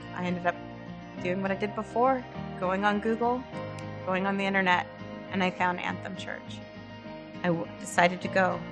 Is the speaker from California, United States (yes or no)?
yes; Northern California, United States; moved away as an adult; also born or lived in Los Angeles; now in Burlington, United States; I am originally from Northern California. I lived there for the majority of my life